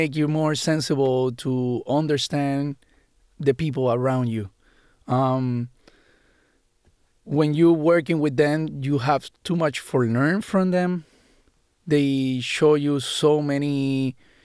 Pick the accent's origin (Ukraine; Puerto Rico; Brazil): Puerto Rico; moved away as an adult; I grew up in Puerto Rico